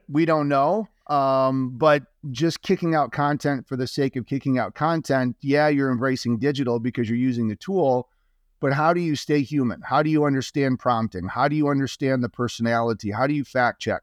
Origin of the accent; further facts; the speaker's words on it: Marshall, Michigan, United States; I grew up in Little Marshall, Michigan